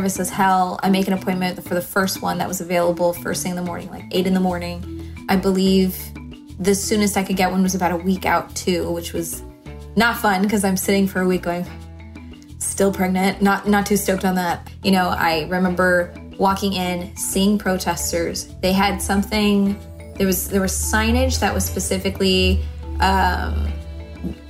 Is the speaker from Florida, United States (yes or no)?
yes; Miami, Florida, United States; moved away as an adult; also born or lived in Orlando; now in Los Angeles, United States; We grew up in Miami together